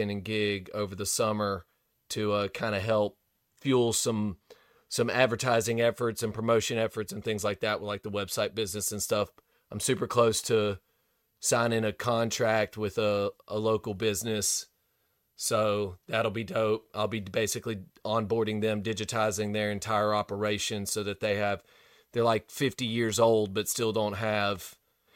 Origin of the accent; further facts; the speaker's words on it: Gulf Shores, Alabama, United States; my hometown